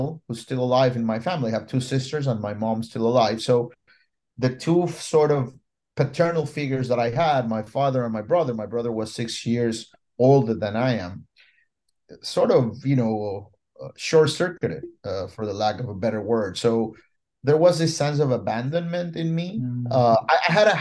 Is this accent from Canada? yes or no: no; Ecuador; now in Puerto Rico; I was born in Ecuador, South America, right in the middle of the Andes Mountain